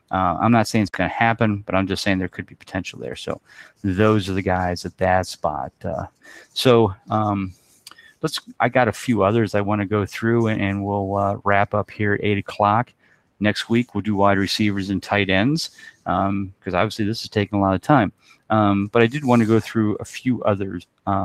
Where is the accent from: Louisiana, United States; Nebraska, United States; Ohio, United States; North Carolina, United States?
Ohio, United States; Cleveland; I'm from the Cleveland area.